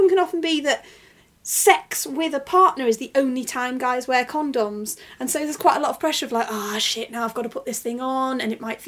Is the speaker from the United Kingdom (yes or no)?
yes; Macclesfield, North West England, United Kingdom; my hometown of Macclesfield.